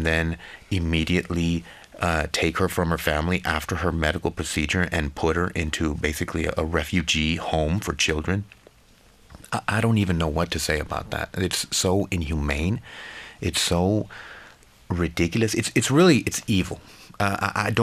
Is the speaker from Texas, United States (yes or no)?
yes; Laredo, Texas, United States; I'm from Laredo, which is the city where Rosa was living. And, you know, we're a small community